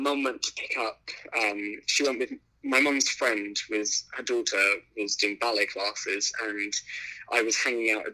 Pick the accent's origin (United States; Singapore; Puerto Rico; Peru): Singapore; the culture in the world that I grew up in Singapore